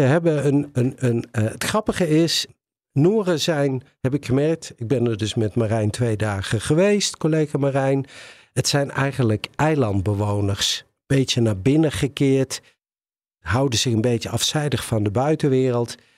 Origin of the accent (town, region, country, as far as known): Netherlands